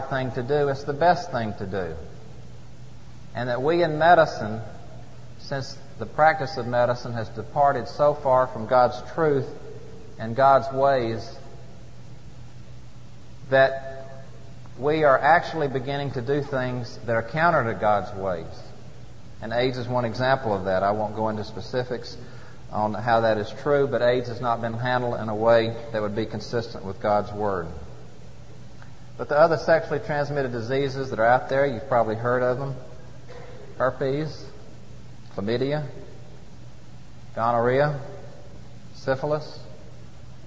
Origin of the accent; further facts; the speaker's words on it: Atlanta, Georgia, United States; my home state of Georgia and Atlanta